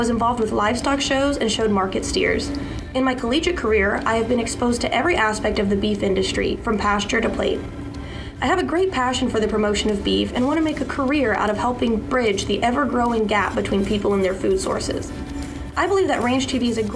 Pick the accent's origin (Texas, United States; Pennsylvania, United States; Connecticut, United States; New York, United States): Texas, United States; Schertz; I'm from Schertz, Texas